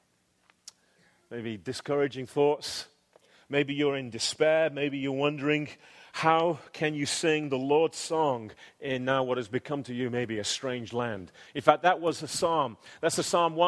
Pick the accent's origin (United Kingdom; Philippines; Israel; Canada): United Kingdom; England; now in United States; though you can tell right now, I am an Englishman. I am a legal alien here. I have a residency card in my back pocket